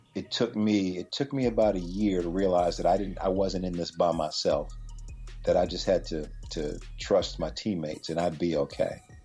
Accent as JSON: {"language": "English", "town": "Chapel Hill", "region": "North Carolina", "country": "United States", "tie": "born or raised there", "also_born_or_lived": "Pittsburgh", "moved": "yes", "said": "I grew up in Chapel Hill, North Carolina"}